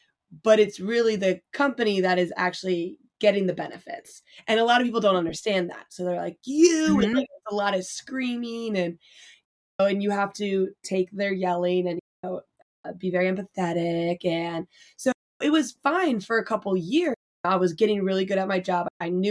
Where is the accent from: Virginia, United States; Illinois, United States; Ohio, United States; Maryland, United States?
Virginia, United States; Northern; moved away; also born or lived in Philadelphia area; I'm from the Northern Virginia